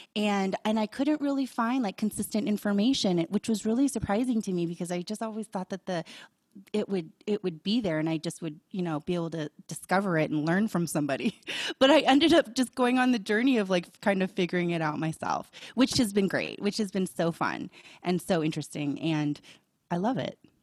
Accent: Boulder, Colorado, United States; growing up in Boulder, it was very open-minded

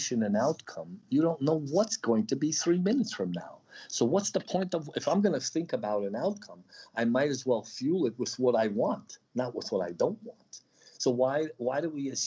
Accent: Odesa, Odesa Oblast, Ukraine; moved away; also born or lived in New York / Taos, New Mexico; I'm a New Yorker. I came from Odessa.

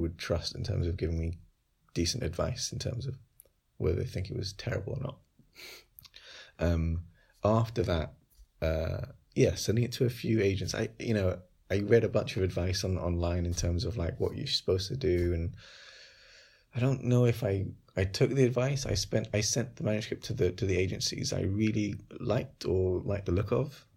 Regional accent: London, United Kingdom; around where I grew up in Wolves and Green

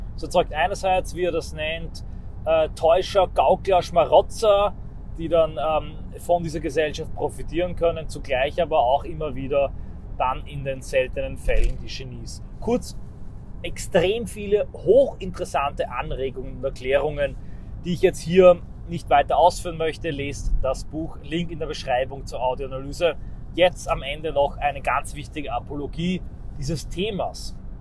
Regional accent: Austria; bei uns in Österreich

